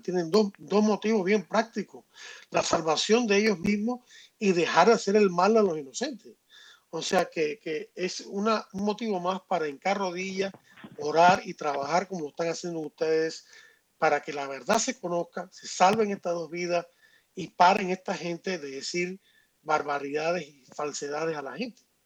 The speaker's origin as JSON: {"language": "Spanish", "country": "Cuba", "moved": "yes", "lives_now": "Miami, United States", "said": "yo soy cubano y tengo sangre, eh, y tengo sangre eh, afrocubana"}